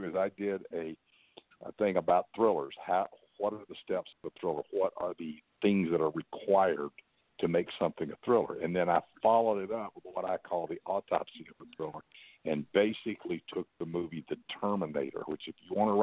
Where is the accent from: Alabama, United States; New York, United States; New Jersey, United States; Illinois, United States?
Alabama, United States; Huntsville; I grew up in Huntsville, so where they built the rockets